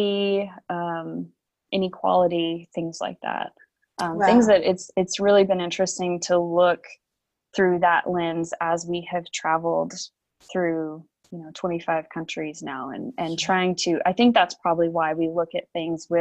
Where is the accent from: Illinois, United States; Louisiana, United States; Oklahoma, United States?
Oklahoma, United States; eastern; moved away as an adult; I have lived most of my life in the state of Oklahoma. I grew up in the eastern side of the state